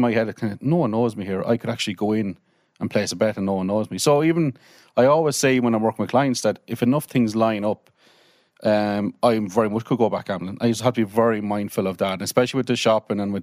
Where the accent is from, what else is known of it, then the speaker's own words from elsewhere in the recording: Carlow, County Carlow, Ireland; I was born in Carlow, bang in this centre of the town, and lived a normal life.